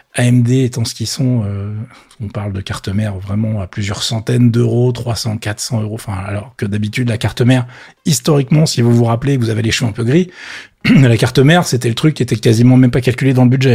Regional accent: France; chez nous en France

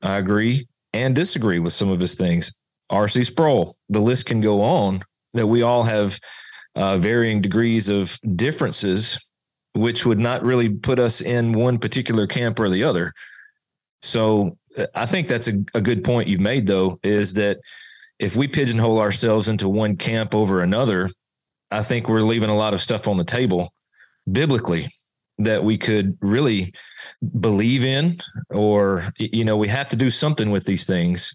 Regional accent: Mississippi, United States; moved away; also born or lived in Arkansas; I'm from Arkansas, originally from Mississippi, so deep south

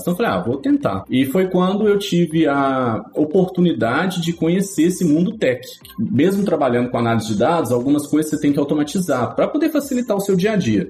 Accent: Belo Horizonte, Minas Gerais, Brazil; moved away as an adult; also born or lived in São Paulo / Campinas; now in Italy; eu nasci em Belo Horizonte, vivi em Belo Horizonte até os meus 19 anos

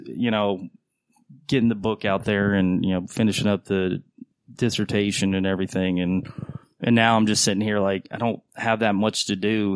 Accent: North Carolina, United States; moved away; I grew up in North Carolina

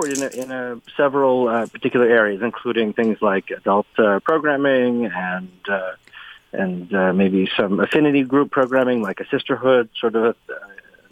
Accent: Canada

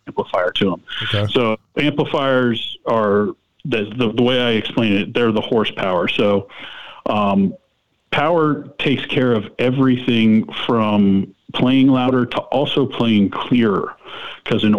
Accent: Pompano Beach, Florida, United States; I'm born and raised in Pompano Beach

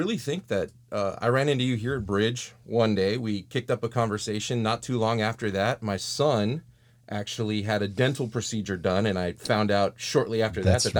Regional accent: Texas, United States; I just want you to know that as a Texan

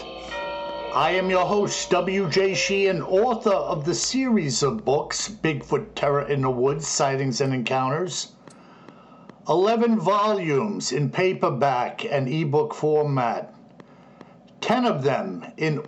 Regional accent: New Yorker, United States; as a New Yorker, I got to defend my turf

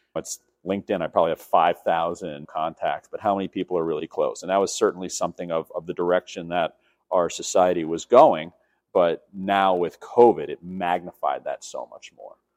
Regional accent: New York City, New York, United States; born and raised in New York City

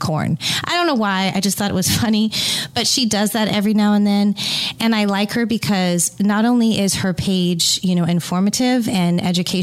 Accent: California, United States; I am from California and grew up just an hour outside of wine country

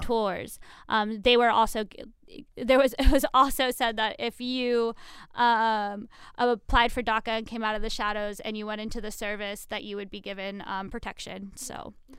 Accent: Arizona, United States; I'm from Arizona

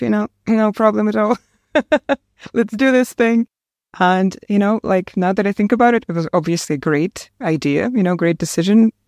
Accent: Komsomolsk-on-Amur, Khabarovsk Krai, Russia; first language Russian; English is a second language; moved away as an adult; also born or lived in Saint Petersburg, Russia; now in Ireland; I was born in a small town in the far east of Russia called Komsomolsk on Amur

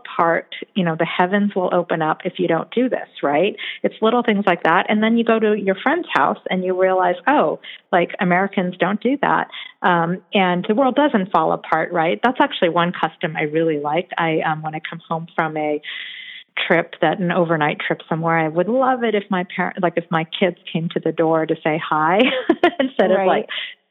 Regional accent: South Korea; born there; one thing for me that was different is that I was born in Korea.

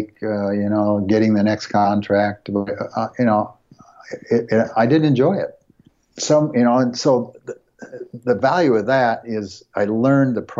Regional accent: United States; we grew up in the United States

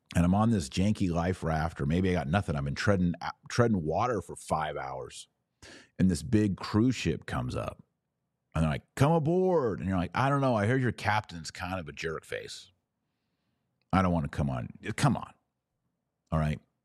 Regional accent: Texas, United States; I'm a Texan, born and raised Texas, love Texas.

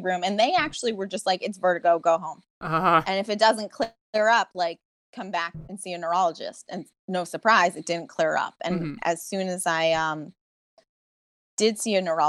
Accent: Boston, Massachusetts, United States; I'm from Boston, so I don't live in New York City

